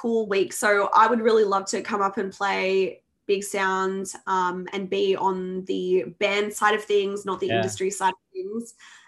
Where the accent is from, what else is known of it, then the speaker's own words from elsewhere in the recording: Sydney, New South Wales, Australia; moved away; that's my hometown, home state